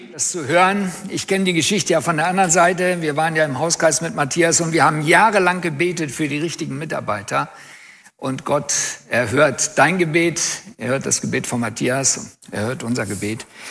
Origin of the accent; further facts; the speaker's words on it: Germany; Als Deutsche